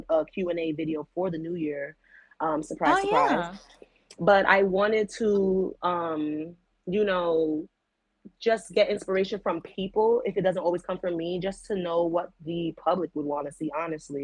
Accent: New York, United States; I'm from New York

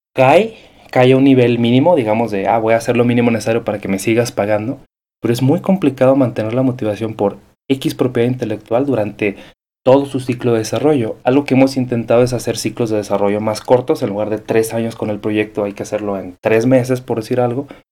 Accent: Mexico

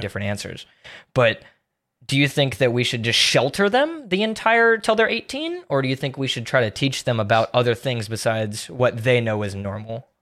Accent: Tampa, Florida, United States; I'm from Tampa

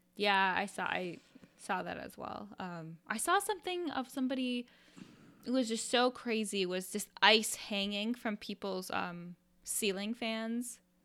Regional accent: Iowa, United States; When I was a kid, I, I'm from, I'm from Iowa.

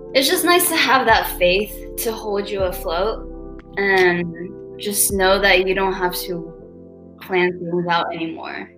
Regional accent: Brazil; also born or lived in Los Angeles, United States; now in New York, United States; I was born and raised in Brazil but I have lived in LA and I also well I live in New York now.

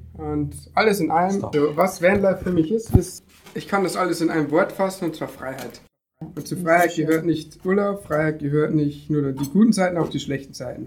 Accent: Deggendorf, Bavaria, Germany; Ich bin 20 und bin aus Niederbahn. Ähm, gegen Deckendorf genau genommen

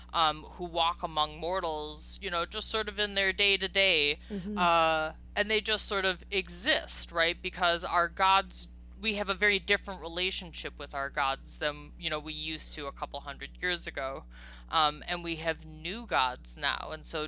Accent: Chicago, Illinois, United States; also born or lived in Los Angeles; you have such a funny accent. And I'm like, I don't know. I'm from Chicago.

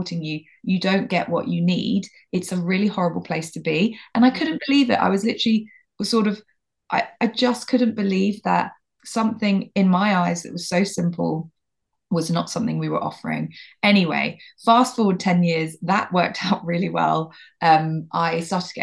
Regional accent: London, United Kingdom; moved away as an adult; also born or lived in Boston; now in Devon, United Kingdom; I'm from London originally

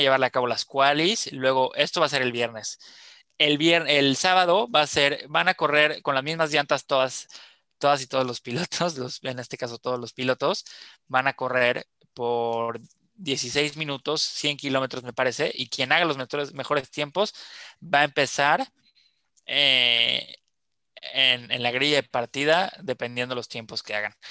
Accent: Mexico; also born or lived in Yucatán; como colectivo mexicano

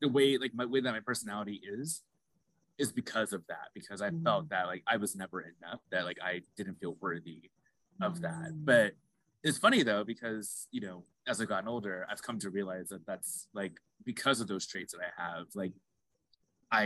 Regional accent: Phoenix, Arizona, United States; I'm also originally from Arizona from Phoenix. And Phoenix, at the time I was born, had maybe 4 or 5% Black people in it

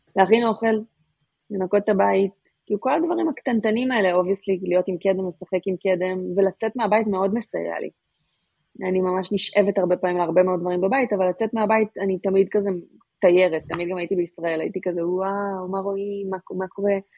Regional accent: Israel; לנו כישראלים

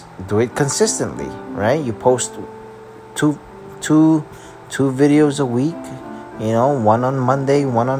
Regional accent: Philippines; I'm also Filipino

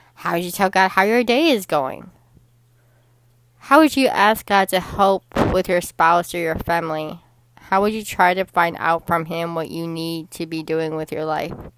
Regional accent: Chicago, Illinois, United States; the Chicago Bears were my hometown team in football because I am from Chicago, Illinois

